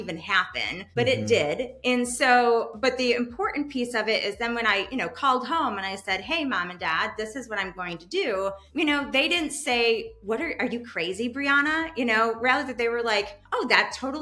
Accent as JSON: {"language": "English", "region": "East Coast", "country": "United States", "also_born_or_lived": "Madison, Wisconsin", "moved": "as an adult", "lives_now": "Chicago, United States", "said": "I'm originally from the East Coast"}